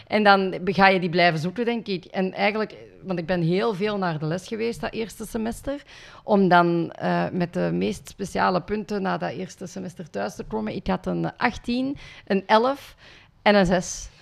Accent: Limburg, Flanders, Belgium; also born or lived in India; ik ben geadopteerd uit India en dan opgegroeid in Limburg

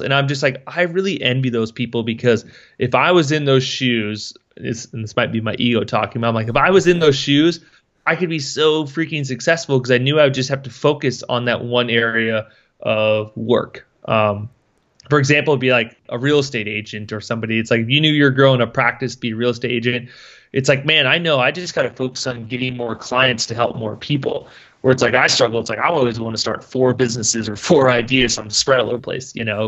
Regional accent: Schleswig, Iowa, United States; I grew up in Schleswig, Iowa, which is Farmville, next to a town of eight hundred people.

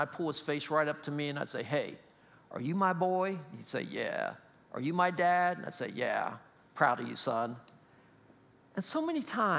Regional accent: State College, Pennsylvania, United States; He played football, and again, we're from State College, so that's what we do, right?

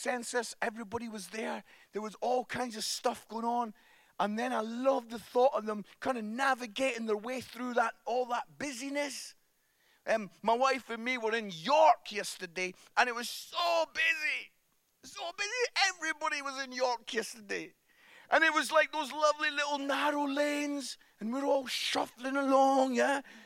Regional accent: Musselburgh, Scotland, United Kingdom; I'm from Musselburgh, which is just outside Edinburgh. And I used to go up to the Edinburgh Fringe every summer

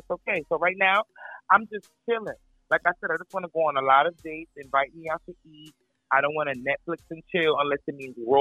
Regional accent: New York City, New York, United States; moved away; also born or lived in New Jersey; I am from New York. Mm-hmm. I was born in Brooklyn, Sarrett City. I'm from Nostrand. I'm from Crown Heights

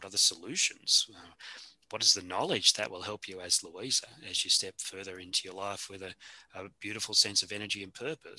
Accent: Australia; accent: Australian; You know, we're speaking English at the moment, maybe Aussie English a little.

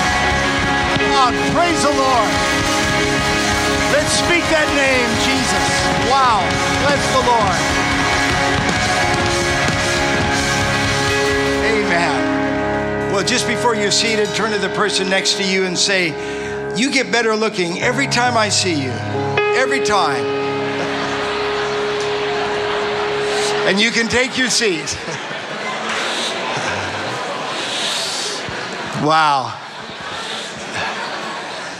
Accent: Arizona, United States; moved away as an adult; now in Australia; as we would say back in Arizona

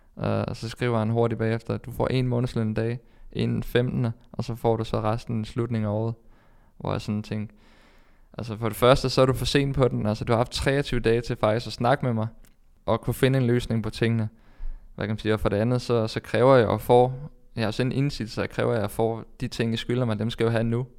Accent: Denmark; moved away as an adult; hjemme i Danmark

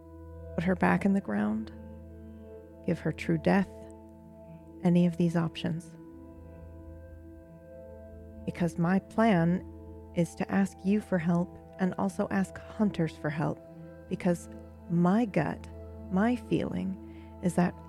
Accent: Ireland; I straight up would say Morrigan, because I'm from Ireland.

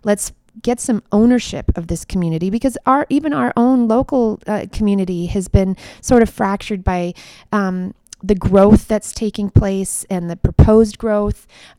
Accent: Minnesota, United States; my community that I grew up in Minnesota actually is starting it this summer

